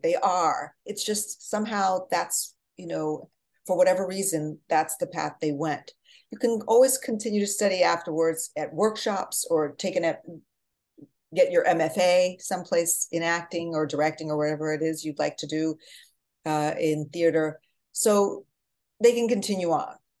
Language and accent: English; New Jersey, United States; also born or lived in Portugal; now in Manhattan, United States; I'm from Jersey